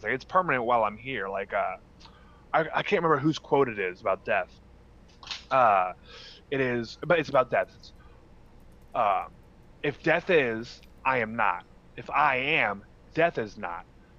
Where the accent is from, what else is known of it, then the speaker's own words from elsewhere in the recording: Wisconsin, United States; But no, man, it was fun. Lots of fishing, lots of Wisconsin's big on drinking.